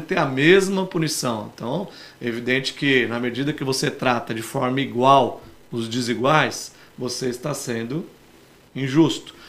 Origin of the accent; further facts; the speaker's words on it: Santos, São Paulo, Brazil; da minha terra, né? da cidade onde eu nasci, cresci, que eu amo de paixão